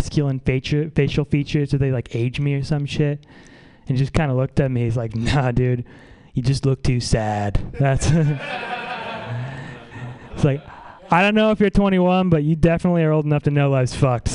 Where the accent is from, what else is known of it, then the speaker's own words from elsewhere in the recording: Saratoga Springs, New York, United States; now in San Francisco, United States; I'm from upstate New York, though. It's not real New York